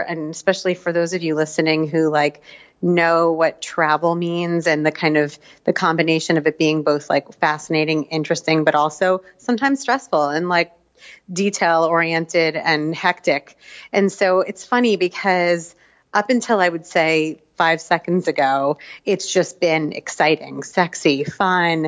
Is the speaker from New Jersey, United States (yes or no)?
yes; New Jersey, United States; also born or lived in Israel / Asia; now in New York, United States; I grew up in New Jersey / a little bit in Israel later on. We've spent the last 15 years living in Asia.